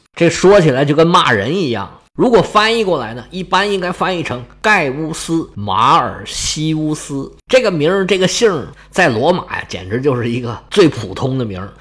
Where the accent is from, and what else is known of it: China